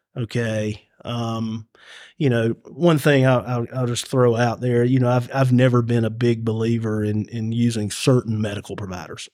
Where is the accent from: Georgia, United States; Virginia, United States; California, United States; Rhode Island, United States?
Georgia, United States; Carrollton; I'm Ca-, from Carrollton